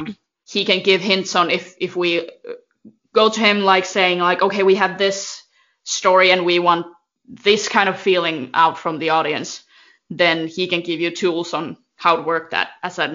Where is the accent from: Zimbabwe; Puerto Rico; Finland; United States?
Finland; they're in my hometown